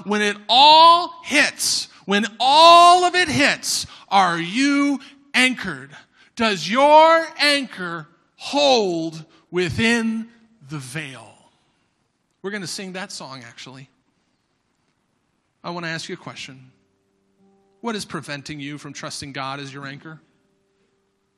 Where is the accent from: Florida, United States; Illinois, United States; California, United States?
Florida, United States; I'm from Florida